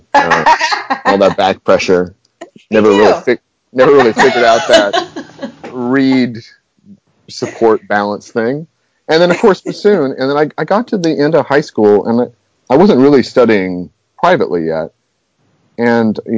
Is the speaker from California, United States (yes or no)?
no; Denver, Colorado, United States; also born or lived in Knoxville, Tennessee; now in Baton Rouge, United States; I grew up in Denver